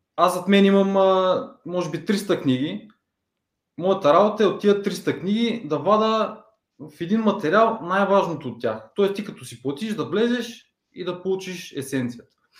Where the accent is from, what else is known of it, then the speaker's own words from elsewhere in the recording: Ruse, Ruse Province, Bulgaria; moved away as an adult; now in Plovdiv, Bulgaria; родом съм от Турсе, в момента живея в Пловдив, може би от 7 години